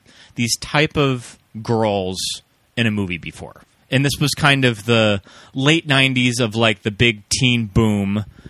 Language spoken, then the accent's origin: English; Montana, United States; born or raised there